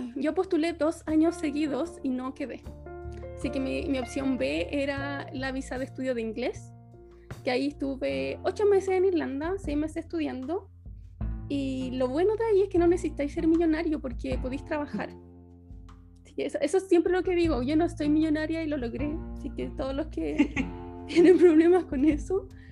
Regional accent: Angol, Araucanía, Chile; moved away as an adult; also born or lived in Santiago, Chile; now in Düsseldorf, Germany; Yo soy de Chile, soy, soy bioquímica, estudié en Santiago, pero yo soy de Angol, soy del sur de Chile

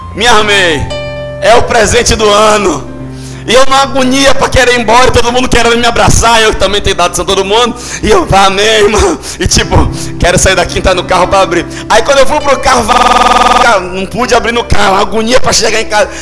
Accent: Salvador, Bahia, Brazil; Eu nasci aqui no Iperba. Meu primeiro emprego foi em Brotas.

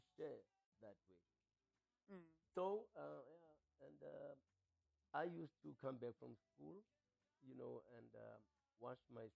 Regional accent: Cape Town, Western Cape, South Africa; I was born in Cape Town

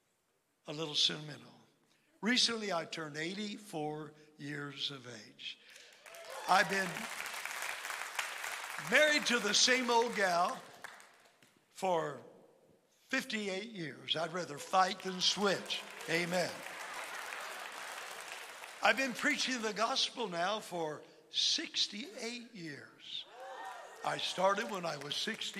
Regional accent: Electra, Texas, United States; I was born in Electra, Texas, on an oil lease

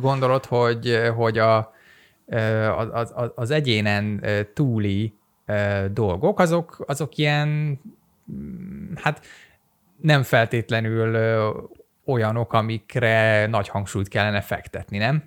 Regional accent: Hungary

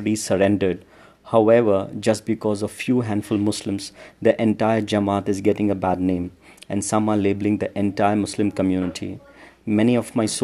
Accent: India; as an Indian

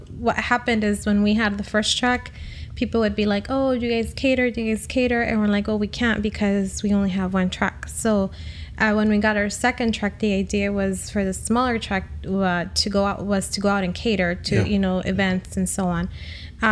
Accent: Zacatecas, Mexico; we are from Zacatecas

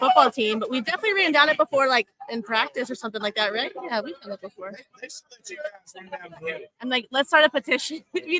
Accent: Mooresville, North Carolina, United States; also born or lived in Pittsburgh; now in Clemson, United States; I'm not. I'm from Mooresville, North Carolina.

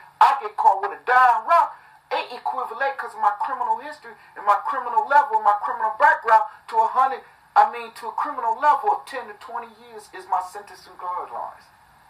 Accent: Detroit, Michigan, United States; I'm from Detroit, Flint, however you want to put it.

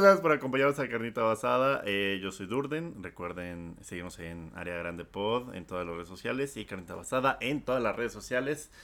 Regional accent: Mexico; al ser nosotros de esa nacionalidad

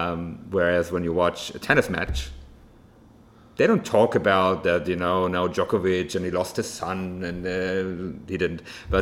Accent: Germany; especially growing up in Germany, actually

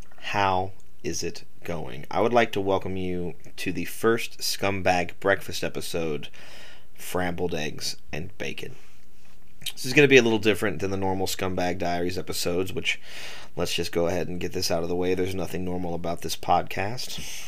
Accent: Rockledge, Florida, United States; also born or lived in Laurel County, Kentucky; I was born in Rockledge, Florida on December 2nd, 1992. But I didn't spend my life in Florida. In fact, I didn't spend my life in one location at all. I moved every 6 months, mostly between Brevard County, Florida, and Laurel County, Kentucky

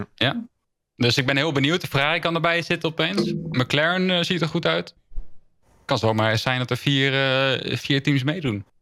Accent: Netherlands; we als Nederlanders

